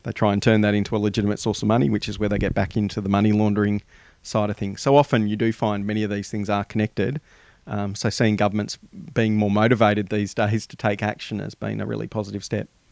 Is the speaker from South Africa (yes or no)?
no; Australia; us as the Australian community